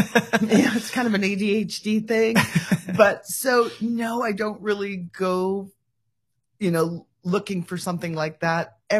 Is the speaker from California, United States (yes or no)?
yes; Bay Area, California, United States; moved away as an adult; also born or lived in Hawaii / Oregon; I am originally from California. I'm a West Coast girl, born in the Bay Area, and then married a Hawaiian, moved to Hawaii, had my daughter there, moved back, farmed in Oregon